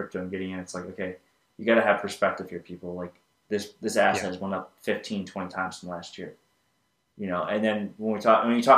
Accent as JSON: {"language": "English", "country": "United States", "said": "as an American"}